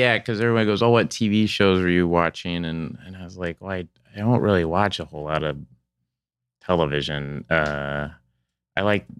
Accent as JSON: {"language": "English", "town": "Tulsa", "region": "Oklahoma", "country": "United States", "tie": "born or raised there", "moved": "as an adult", "lives_now": "Los Angeles, United States", "said": "I grew up in Tulsa, Oklahoma."}